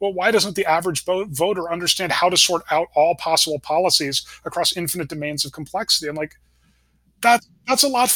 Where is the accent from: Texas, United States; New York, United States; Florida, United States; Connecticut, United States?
Connecticut, United States; I grew up in Connecticut at a time there was still sort of a thing like a New England Republican.